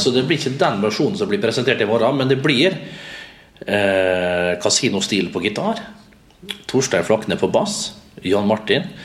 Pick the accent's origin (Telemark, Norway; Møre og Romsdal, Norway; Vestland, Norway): Møre og Romsdal, Norway; Vestnes; moved away; som vi sier hjemme på Vestnes